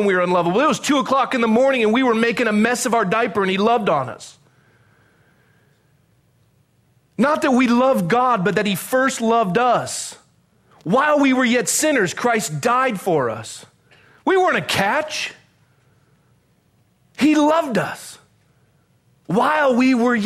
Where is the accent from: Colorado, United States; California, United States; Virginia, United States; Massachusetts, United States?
California, United States; Southern; also born or lived in Coronado, California; I was a young kid growing up in California, in Southern California. My dad was a naval officer